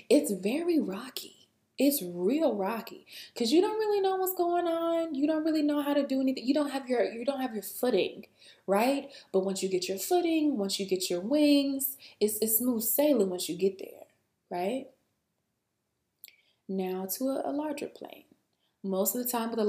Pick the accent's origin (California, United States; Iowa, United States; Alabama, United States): Alabama, United States; I'm from Alabama, okay? Where I'm from, we have a very, very tiny airport.